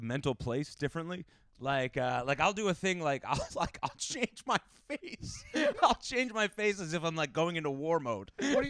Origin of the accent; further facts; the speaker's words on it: New Jersey, United States; I grew up in North Jersey